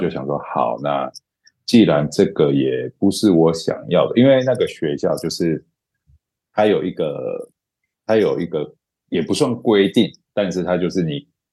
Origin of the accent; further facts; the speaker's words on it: Pingtung County, Taiwan; also born or lived in Los Angeles; 我小时候是在屏东，我的国中国小都在屏东